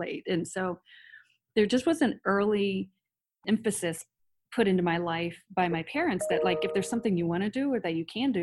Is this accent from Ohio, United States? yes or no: yes; Circleville, Ohio, United States; now in Columbus, United States; I grew up in Circleville, Ohio, just south of Columbus